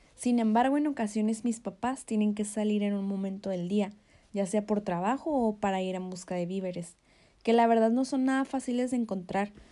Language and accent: Spanish; Mexico; En mi país, México